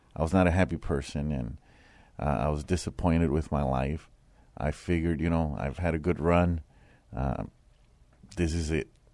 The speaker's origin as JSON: {"language": "English", "town": "San Antonio", "region": "Texas", "country": "United States", "tie": "born or raised there", "said": "I grew up here in San Antonio. I grew up in the west side of San Antonio"}